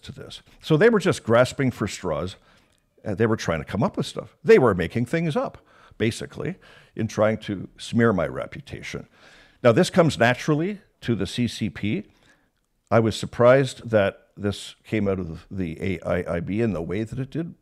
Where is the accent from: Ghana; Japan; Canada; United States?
Canada; as a Canadian and having that job as the comms chief